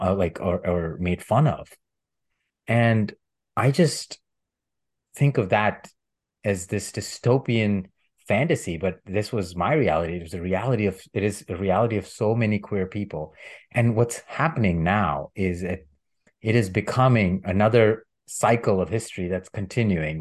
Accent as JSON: {"language": "English", "country": "India", "moved": "yes", "said": "I'm from India and I grew up learning about plant-based medicine"}